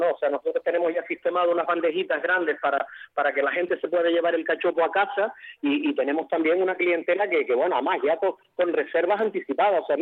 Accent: Galicia, Spain; aunque nosotros, mm, no por mi acento, que no se notará, somos gallegos, pero bueno, estamos haciendo patria asturiana

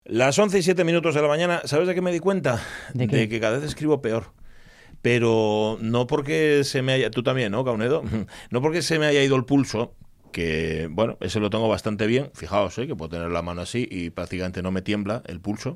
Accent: Gijón, Asturias, Spain; los que somos de Gijón

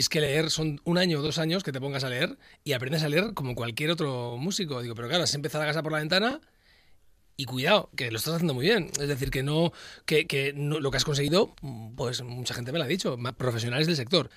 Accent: Luanco, Asturias, Spain; also born or lived in Madrid; Yo llevo toda mi vida desde que soy muy, muy pequeño en eh, Luanco

